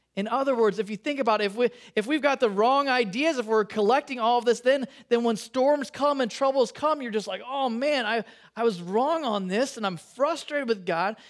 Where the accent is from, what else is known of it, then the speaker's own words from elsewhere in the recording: Chicago, Illinois, United States; now in California, United States; growing up in Chicago